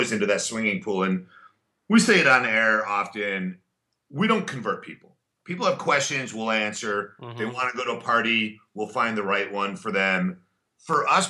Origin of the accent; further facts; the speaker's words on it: La Jolla, California, United States; also born or lived in Chicago / Wilmette; now in Los Angeles, United States; I grew up in a town called La Jolla right outside of San Diego